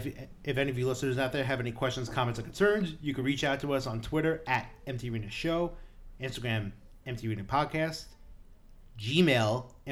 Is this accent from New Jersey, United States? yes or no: no; New York City, New York, United States; And we're from Brooklyn.